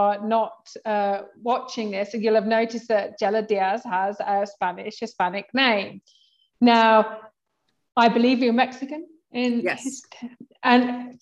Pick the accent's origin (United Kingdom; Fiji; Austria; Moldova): United Kingdom; England; I'm English